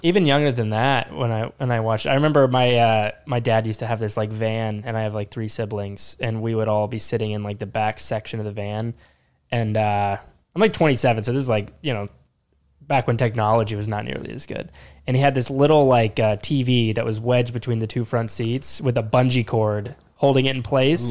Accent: Jacksonville, Florida, United States; moved away as an adult; also born or lived in Orlando, Florida; now in New York, United States; I grew up in Jacksonville, Florida.

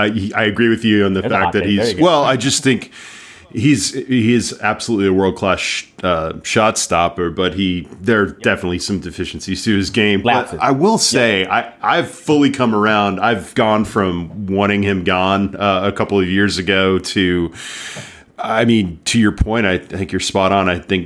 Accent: Dallas, Texas, United States; now in Oklahoma City, United States; I've been in Oklahoma City now. I'm from Dallas originally, but I've been in Oklahoma City since 05 and in Oklahoma since the late 90s. I went to OU.

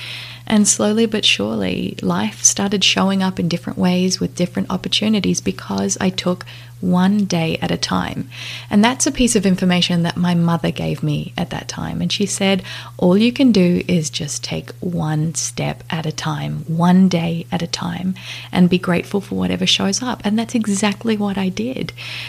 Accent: Australia; now in Las Vegas, United States; I had two girls with my new husband, and we live in Las Vegas. I moved from Australia to Las Vegas about 2 years ago, and life has never been the same.

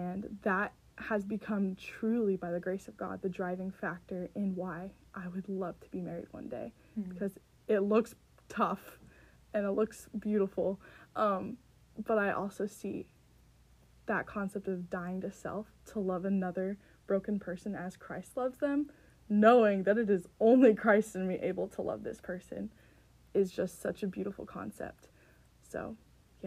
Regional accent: California, United States; moved away as an adult; now in Minnesota, United States; I am from California

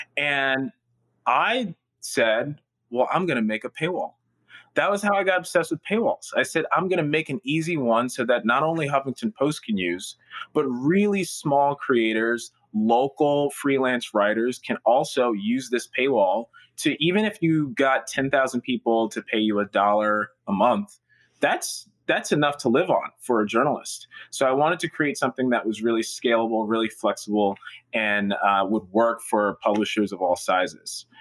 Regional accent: Newark, New Jersey, United States; I was born and raised in Newark

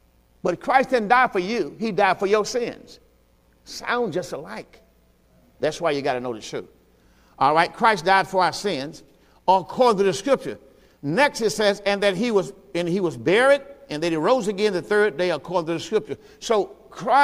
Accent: the South, United States; I'm from the South.

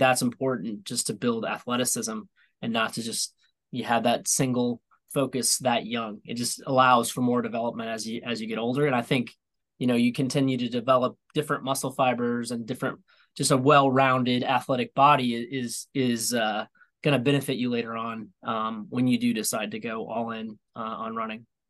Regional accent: Topeka, Indiana, United States; now in Atlanta, United States; my hometown of uh, Topeka

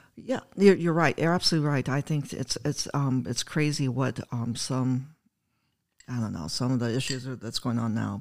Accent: Oshkosh, Wisconsin, United States; moved away; I'm from Wisconsin. I'm from Oshkosh, Wisconsin

